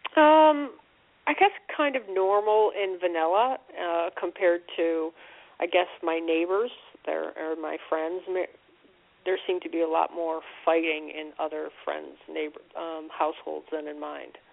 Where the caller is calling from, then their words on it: Connecticut, United States; I'm calling from Connecticut.